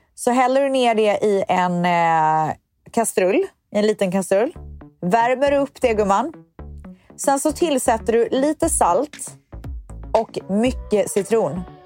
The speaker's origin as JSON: {"language": "Swedish", "town": "Viskafors", "region": "Västra Götaland", "country": "Sweden", "tie": "born or raised there", "said": "jag är ju uppvuxen i Viskafors"}